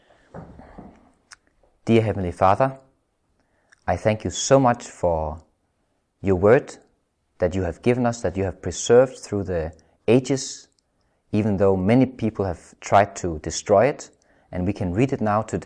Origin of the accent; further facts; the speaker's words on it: Denmark; I'm from Denmark